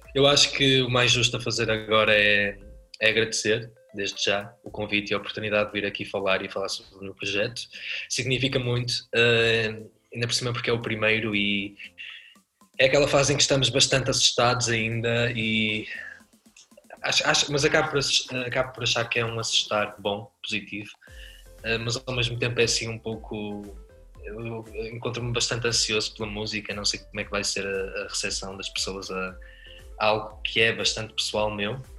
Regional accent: Porto, Norte, Portugal; Do Porto, sou do Porto

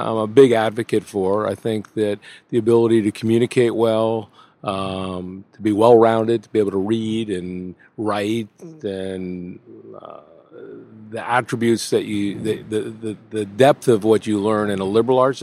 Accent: New Milford, New Jersey, United States; I grew up in New Milford, New Jersey, a suburban New York City town

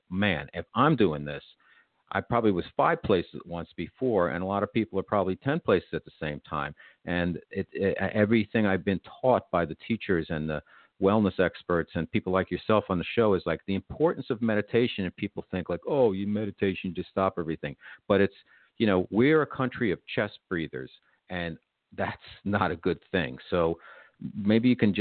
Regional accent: United States; I'm an American

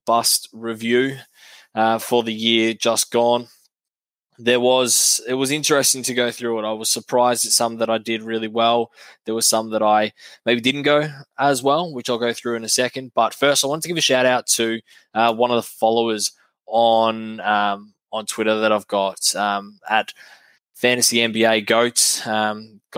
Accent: Australia; being an Aussie

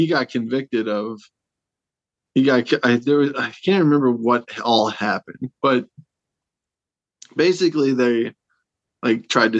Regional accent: Wishek, North Dakota, United States; born or raised there

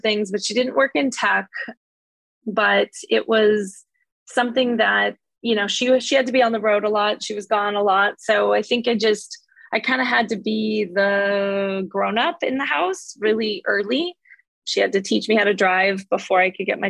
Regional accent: San Mateo, California, United States; I've been here my whole entire life. I grew up in San Mateo, California

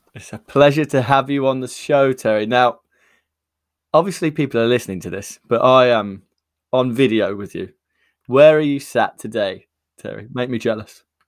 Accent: United Kingdom; I'm born in the U K, but my, I have a lot of Irish heritage from, uh, Wexford

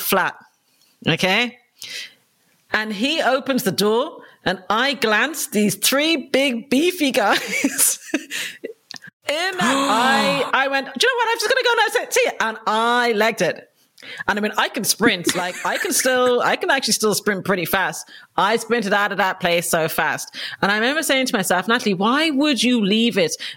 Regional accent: Dublin, Leinster, Ireland; moved away as an adult; now in London, United Kingdom; I was brought up in Dublin in Ireland, and I came over to London for my 18th birthday

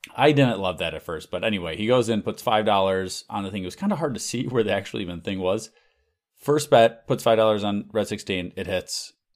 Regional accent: United States; as an American

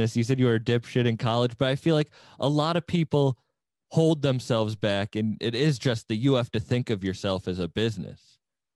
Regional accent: Chatham, Massachusetts, United States; I grew up in Chatham too

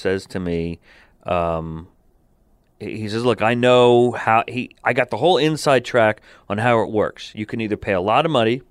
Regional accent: Verona, New Jersey, United States; the parish I grew up in Verona, New Jersey, was fairly progressive.

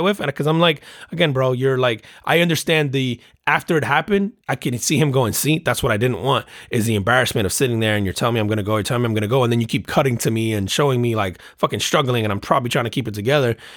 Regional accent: New Jersey, United States; growing up in New, in New Jersey

